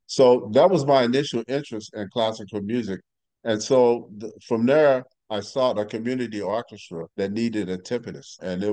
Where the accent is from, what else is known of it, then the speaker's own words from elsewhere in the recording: St. Louis, Missouri, United States; Yeah, I grew up in North St. Louis. It's our area was nicknamed DeVille.